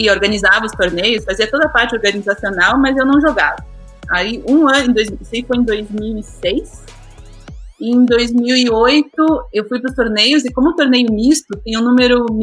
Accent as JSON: {"language": "Portuguese", "country": "Brazil", "tie": "born or raised there", "also_born_or_lived": "Munich, Germany / Curitiba", "moved": "as an adult", "lives_now": "Germany", "said": "Eu voltei para o Brasil, fui para o Brasil, é, cresci no Brasil e daí depois voltei para a Alemanha."}